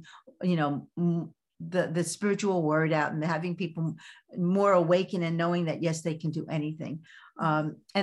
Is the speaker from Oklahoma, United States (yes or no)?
no; New York City, New York, United States; accent: Brooklyn; moved away; I'm from Brooklyn. I still speak Brooklyn